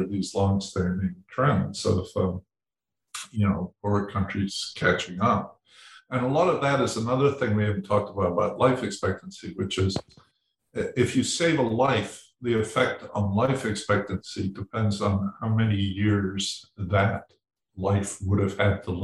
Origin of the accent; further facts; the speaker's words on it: Edinburgh, Scotland, United Kingdom; I was born in Edinburgh